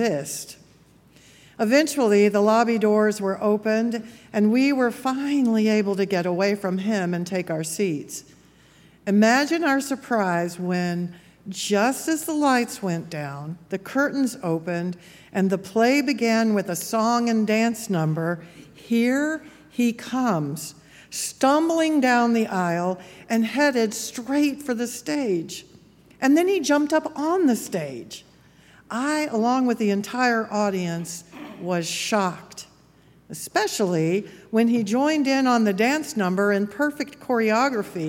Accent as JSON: {"language": "English", "town": "Memphis", "region": "Tennessee", "country": "United States", "tie": "born or raised there", "said": "my hometown of Memphis"}